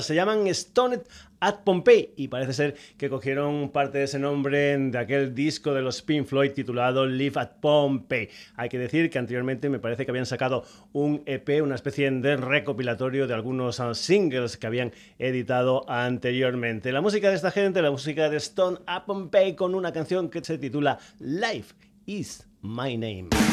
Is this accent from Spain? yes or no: yes; Cáceres, Extremadura, Spain; es un agente de mi tierra. Concretamente son de Cáceres